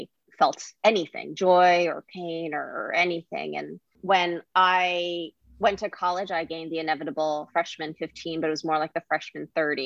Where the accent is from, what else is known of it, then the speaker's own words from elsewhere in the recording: New Jersey, United States; I grew up in New Jersey